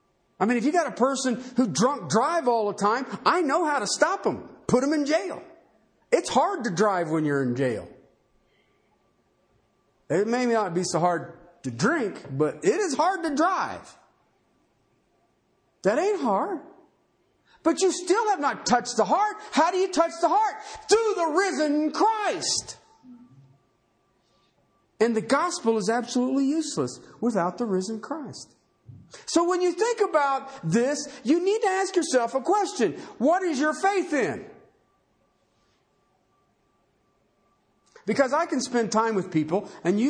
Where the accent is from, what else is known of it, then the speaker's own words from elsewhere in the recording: United States; I'm an American